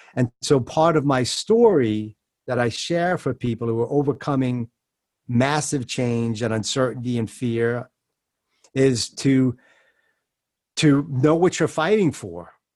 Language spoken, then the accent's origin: English; New York, United States; I'm a Jew from New York